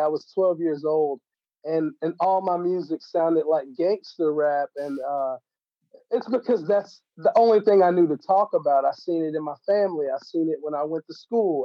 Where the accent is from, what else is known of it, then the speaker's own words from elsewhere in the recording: Johnson City, Tennessee, United States; Kingsport, Tennessee, which is close to my hometown, like within probably 20 minutes away from Johnson City